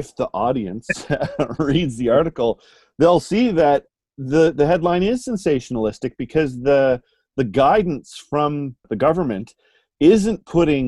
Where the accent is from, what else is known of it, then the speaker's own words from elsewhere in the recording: Canada; a Canadian citizen